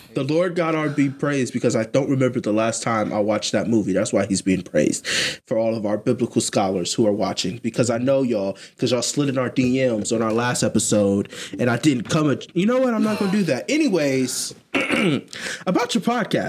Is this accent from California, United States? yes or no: no; Columbus, Ohio, United States; I'm from Columbus. I'm from Columbus.